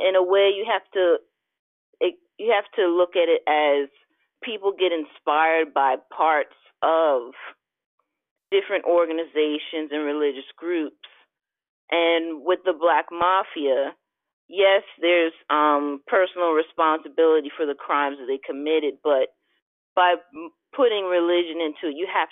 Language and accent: English; Philadelphia, Pennsylvania, United States; I'm born and raised in Philadelphia